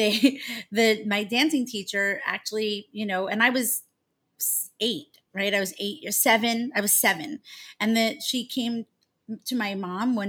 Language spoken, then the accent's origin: English; Long Island, New York, United States; So I grew up on Long Island in New York